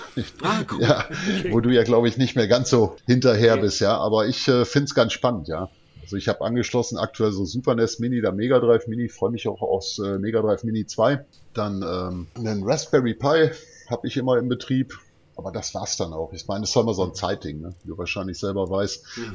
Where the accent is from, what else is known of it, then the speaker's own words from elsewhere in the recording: Dortmund, North Rhine-Westphalia, Germany; bei uns in Dortmund